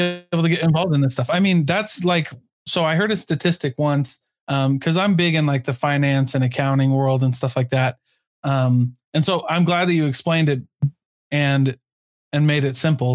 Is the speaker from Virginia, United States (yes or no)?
no; Iowa, United States; now in Utah, United States; I'm from Iowa